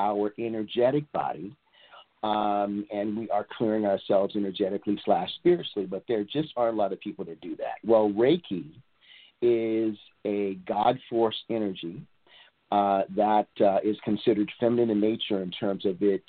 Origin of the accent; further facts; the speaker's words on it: Portland, Oregon, United States; also born or lived in Atlanta, Georgia / Los Angeles, California; now in East Point, United States; I'm originally from Portland, Oregon